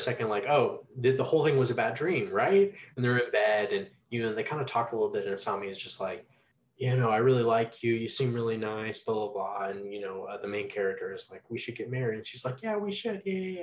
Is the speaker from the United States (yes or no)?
yes; United States; I don't live in Japan, I'm not Japanese. You know, I am American